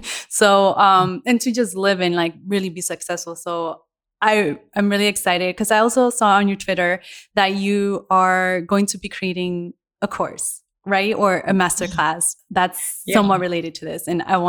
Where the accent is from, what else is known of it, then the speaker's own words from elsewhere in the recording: Colombia; moved away; also born or lived in United States; I'm also from Colombia